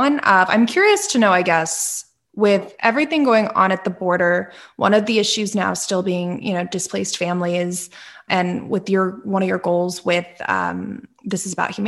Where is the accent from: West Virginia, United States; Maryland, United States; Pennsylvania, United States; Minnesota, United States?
Pennsylvania, United States; Northeastern; I grew up in Northeastern Pennsylvania